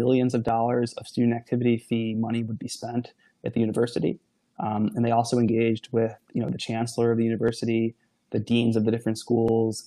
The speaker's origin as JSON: {"language": "English", "town": "Niagara Falls", "region": "New York", "country": "United States", "tie": "born or raised there", "said": "I grew up in the Niagara Falls, New York area of the country."}